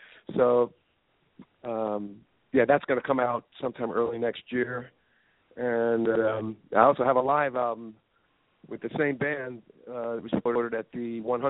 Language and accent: English; New Jersey, United States; it's a whole Jersey thing, you know.